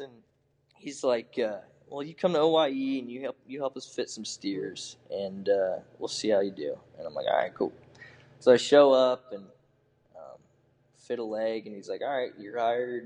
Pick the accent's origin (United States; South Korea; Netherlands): United States; Muscatine, Iowa; moved away; I was raised in eastern Eastern Iowa in Muscatine